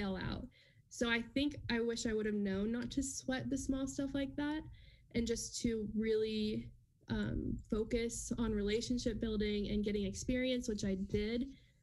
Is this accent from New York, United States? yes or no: yes; New York, United States; now in Wichita, United States; I'm originally from New York